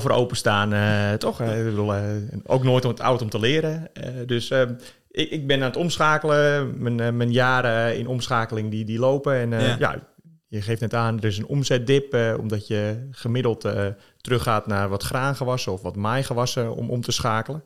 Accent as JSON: {"language": "Dutch", "country": "Netherlands", "said": "wij Nederlanders"}